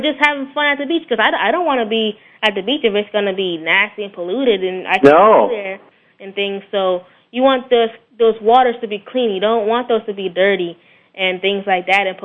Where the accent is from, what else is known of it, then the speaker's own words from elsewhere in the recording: Florida, United States; I'm definitely a Florida boy. My parents are actually, they were born in New Orleans, but I was born in Florida, so I'm the Floridian in the family